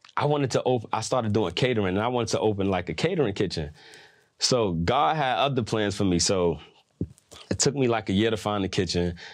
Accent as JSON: {"language": "English", "region": "New York", "country": "United States", "said": "I'm from New York"}